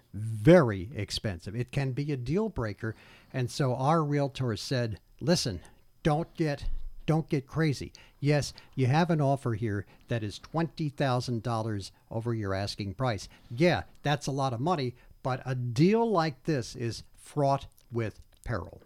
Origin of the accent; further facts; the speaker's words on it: Old Bridge, New Jersey, United States; also born or lived in Newark, New Jersey; my hometown, not only in, in Oldbridge, where, where I grew up, but in the housing development that I was raised